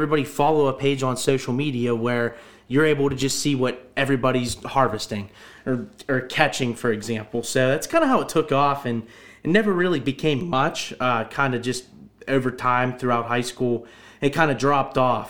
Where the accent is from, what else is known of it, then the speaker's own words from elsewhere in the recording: Butler County, Pennsylvania, United States; I'm from Butler County, born and raised.